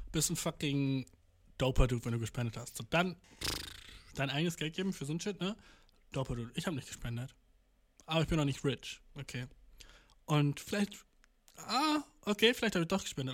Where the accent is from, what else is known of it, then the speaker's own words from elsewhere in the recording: Germany; als Deutscher